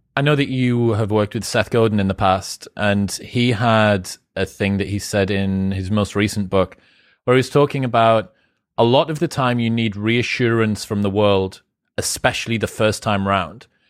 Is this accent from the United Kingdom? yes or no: yes; United Kingdom; I'm British